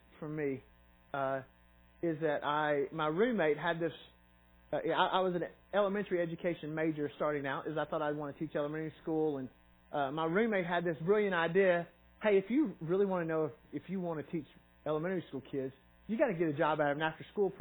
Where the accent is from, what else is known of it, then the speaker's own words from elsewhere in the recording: Knoxville, Tennessee, United States; also born or lived in Sparta, Tennessee / Kingsport, Tennessee; I grew up in Knoxville and went to school there